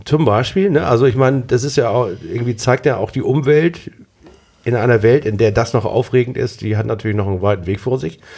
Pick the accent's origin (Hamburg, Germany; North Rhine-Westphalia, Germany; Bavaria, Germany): Hamburg, Germany; als Hamburger bin ich